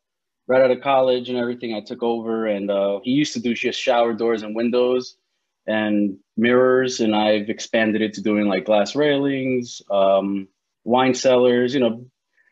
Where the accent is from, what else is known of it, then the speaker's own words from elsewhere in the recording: New Jersey, United States; I'm from New Jersey